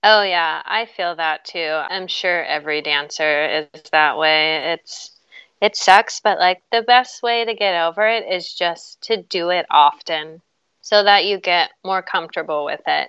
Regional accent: Charleston, West Virginia, United States; moved away as an adult; also born or lived in New York City; I grew up in Charleston, West Virginia.

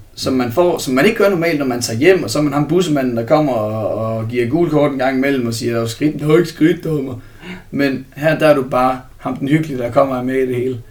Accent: Herning, Central Denmark Region, Denmark; nu kommer jeg fra Herning, så der er jeg meget i Herning og Holstebro og Ikast

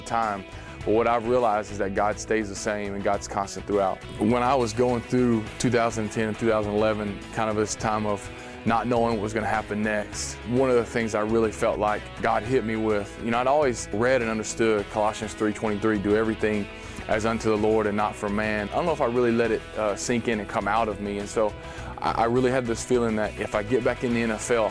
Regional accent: Texas, United States; from Texas

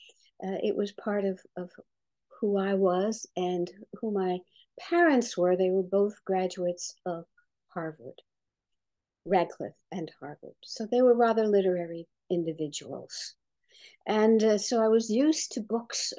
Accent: Bermuda; also born or lived in Brooklyn, New York, United States; I was born in Brooklyn, but brought up in the British colony then, now Commonwealth of Bermuda.

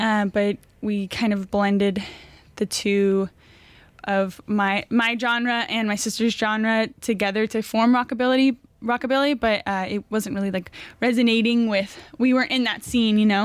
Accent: Thousand Oaks, California, United States; moved away; also born or lived in Los Angeles; I was originally born out here up north, but was raised mainly in Thousand Oaks.

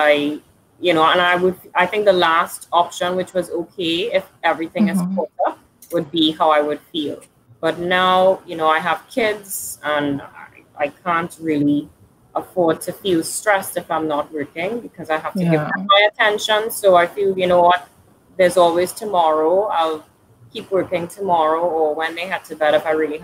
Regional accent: Trinidad & Tobago; moved away as an adult; now in Canada

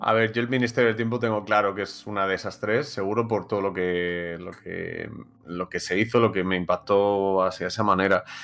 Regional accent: Madrid, Community of Madrid, Spain; Aquí Serio y yo somos de Madrid

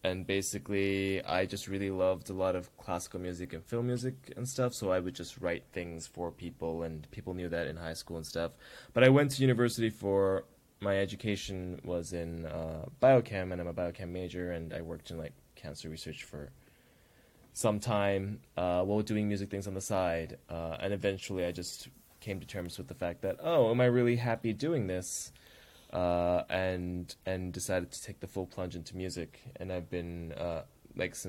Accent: Toronto, Ontario, Canada; We were both born and raised in Scarborough, Toronto, and what it was like being Tamil kids there.

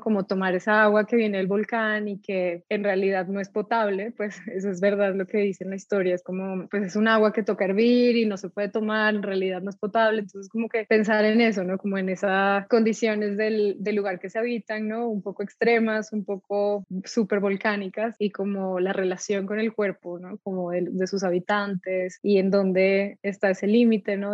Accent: Pasto, Nariño, Colombia; moved away as an adult; also born or lived in England; yo soy de Pasto, entonces crecí allá, eh, mi familia es de allá

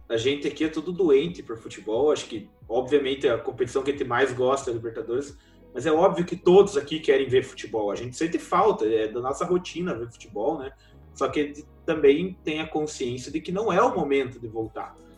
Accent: Paraná, Brazil; somos do Paraná

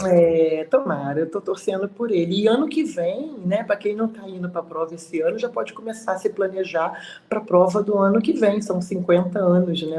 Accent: Brazil; não moro, eu, eu, eu sou do Brasil

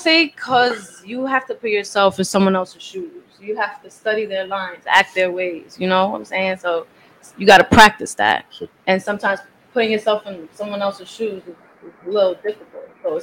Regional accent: New York City, New York, United States; I was raised in the Bronx

